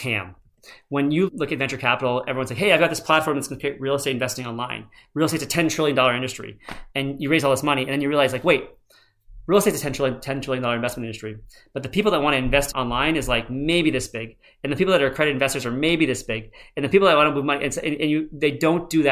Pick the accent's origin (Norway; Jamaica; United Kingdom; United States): United States; I was born in America